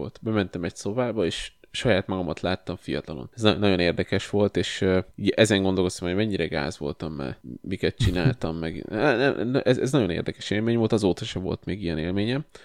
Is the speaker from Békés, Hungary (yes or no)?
no; Kosd, Pest, Hungary; én óvodás voltam, és a Kosdon nőttem fel